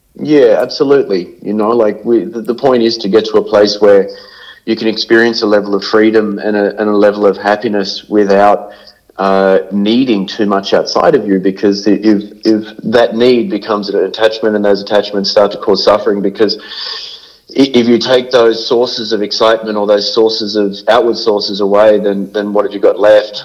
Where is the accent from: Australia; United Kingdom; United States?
Australia; Sydney, New South Wales; I grew up in Cronulla in, in Sydney